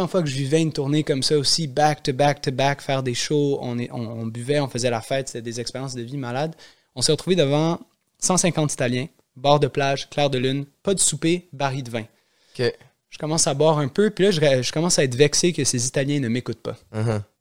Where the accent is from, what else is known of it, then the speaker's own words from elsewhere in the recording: Montreal, Quebec, Canada; j'ai grandi à la Chine.